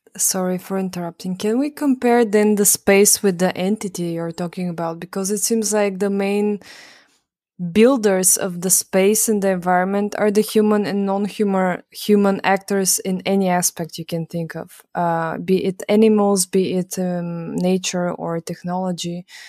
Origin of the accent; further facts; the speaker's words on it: Bulgaria; now in Vienna, Austria; I'm from Bulgaria